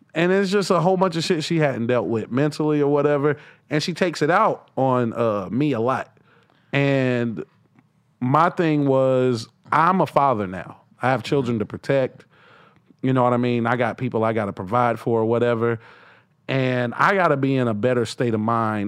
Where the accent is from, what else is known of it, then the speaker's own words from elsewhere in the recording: the South, United States; I'm from the South.